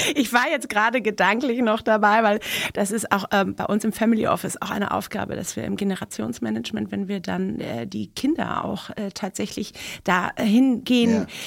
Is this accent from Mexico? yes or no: yes; Mexico City, Mexico; now in Germany; Ich bin ja in Mexico City geboren